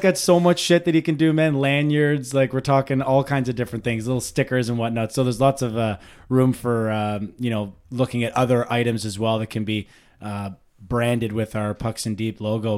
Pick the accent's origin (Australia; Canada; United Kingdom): Canada; Ottawa Valley, Ontario; accent: Ottawa Valley